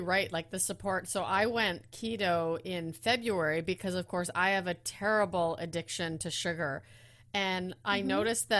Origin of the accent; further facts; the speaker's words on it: Netherlands; I was born in the Netherlands